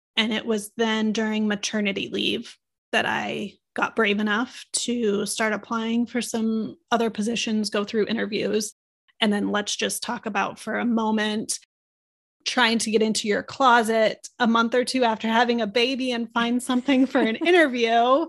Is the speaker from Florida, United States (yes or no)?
no; Omaha, Nebraska, United States; I was a city girl in, growing up in Omaha, Nebraska